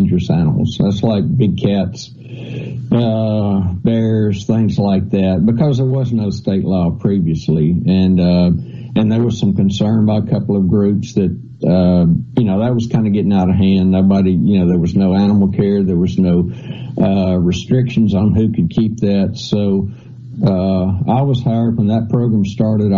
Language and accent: English; central Mississippi, United States; also born or lived in Ohio; I moved down here when I was 1 year old. So I'm a Mississippian, born, you know, I mean, not born, but raised here